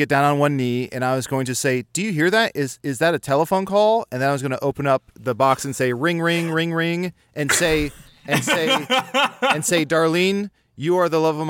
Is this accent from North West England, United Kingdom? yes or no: yes; Liverpool, North West England, United Kingdom; Well, I'm from Liverpool, and I know the song.